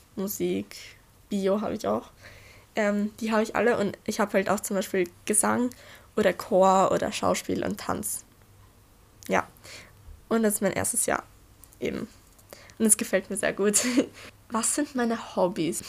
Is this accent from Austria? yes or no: yes; Austria; ich bin 14 Jahre alt und ich komme aus Österreich.